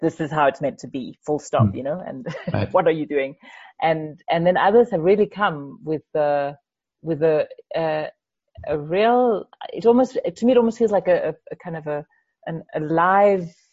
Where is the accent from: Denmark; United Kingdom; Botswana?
Denmark; moved away as an adult; now in Zimbabwe; when I was growing up in Denmark, I, I didn't go to a Waldorf school